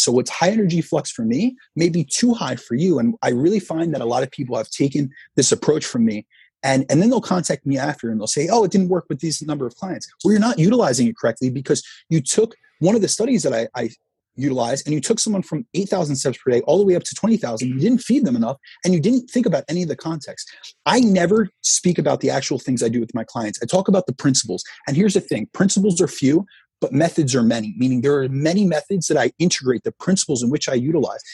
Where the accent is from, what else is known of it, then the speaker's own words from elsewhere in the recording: New Jersey, United States; I grew up in New Jersey, so I'm right new, near New York